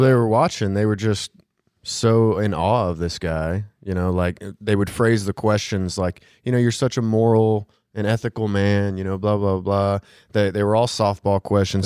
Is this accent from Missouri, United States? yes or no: yes; Missouri, United States; I'm also from Missouri